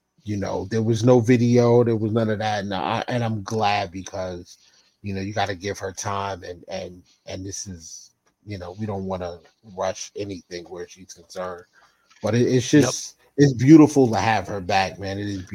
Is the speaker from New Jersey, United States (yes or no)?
yes; New Jersey, United States; we're from the same state. Even though you live in California and I'm in Jersey